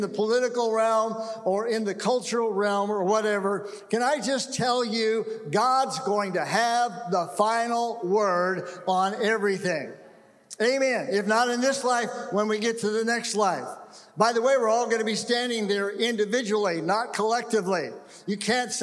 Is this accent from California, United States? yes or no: yes; California, United States; moved away; also born or lived in Seattle; I grew up in California, went away for 39 years, and came back to California